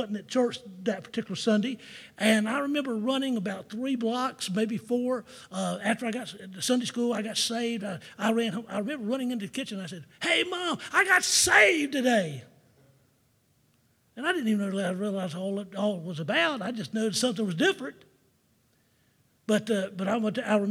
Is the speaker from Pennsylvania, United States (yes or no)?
no; Jacksonville, Florida, United States; growing up in Jacksonville, Florida